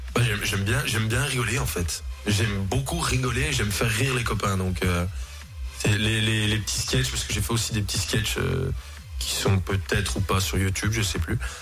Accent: Jura, Bourgogne-Franche-Comté, France; C'est chez nous, dans le Jura, bien évidemment, avec, notre, avec nos bons lacs, nos belles montagnes, notre bon comté

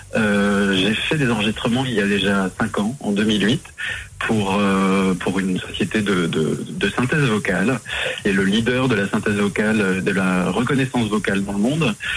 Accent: Morteau, Bourgogne-Franche-Comté, France; moved away as an adult; now in Paris, France; je suis originaire de, de Morteau dans le Haut-Doubs

